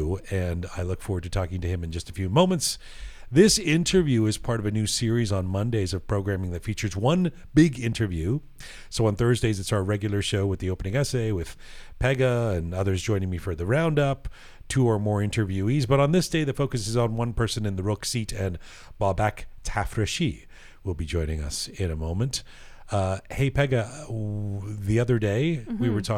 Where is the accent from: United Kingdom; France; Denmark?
United Kingdom; England; now in Toronto, Canada; when I was a kid growing up in England